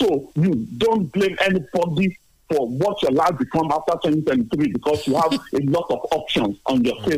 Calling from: Tottenham, London, United Kingdom; I'm calling from Tottenham.

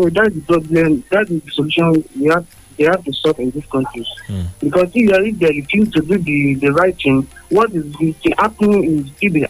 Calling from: Abeokuta, Ogun State, Nigeria; I'm calling from Kija in Abeokuta.

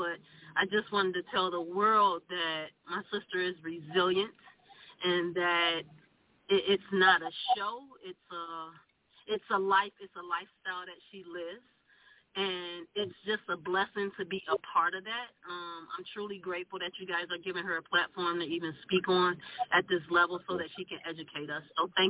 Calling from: Detroit, Michigan, United States; I'm calling from Detroit, Michigan.

